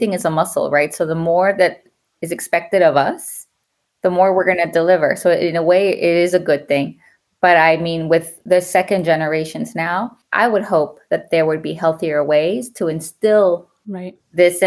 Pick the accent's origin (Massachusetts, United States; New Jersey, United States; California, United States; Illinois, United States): California, United States; Los Angeles; moved away as an adult; also born or lived in Guadalajara, Jalisco, Mexico; now in New York, United States; We settled in East LA, where I grew up and very much still consider my hood